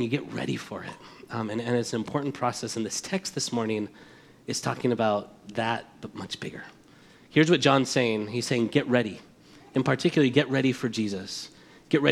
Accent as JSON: {"language": "English", "town": "Madrid", "region": "Community of Madrid", "country": "Spain", "tie": "born or raised there", "moved": "yes", "lives_now": "United States", "said": "But we're from Spain. I was born here, raised there"}